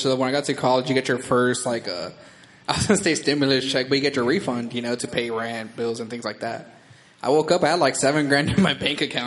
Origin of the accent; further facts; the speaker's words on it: Corpus Christi, Texas, United States; growing up in Corpus Christi, my mom and dad are Mexican